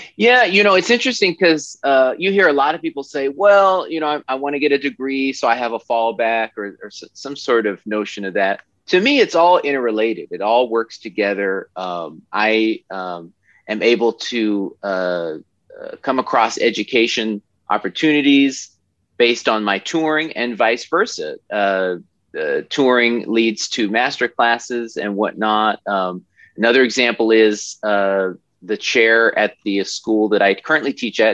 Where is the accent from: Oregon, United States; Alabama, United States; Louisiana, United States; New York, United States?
Oregon, United States; I'm from Oregon, and uh, you know I grew up there